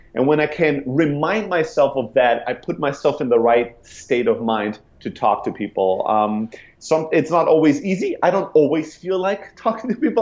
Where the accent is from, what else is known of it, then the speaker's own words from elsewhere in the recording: Germany; moved away as an adult; also born or lived in Greece; now in San Francisco, United States; I'm originally from Greece, grew up in Germany, and then 10 years ago, I sold everything I had, I bought a one way ticket, and I came to San Francisco